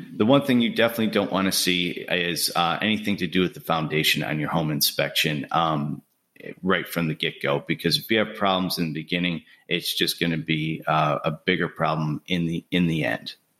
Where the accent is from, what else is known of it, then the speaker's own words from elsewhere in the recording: Buffalo, New York, United States; moved away as an adult; now in Birmingham, United States; I'm originally from Buffalo, New York. I moved down here to Birmingham, Alabama in two thousand eight